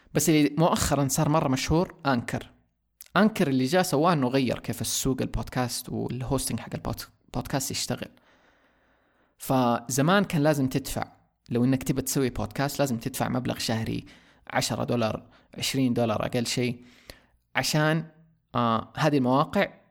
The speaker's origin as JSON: {"language": "Arabic", "country": "Saudi Arabia", "said": "عندنا في السعوديه"}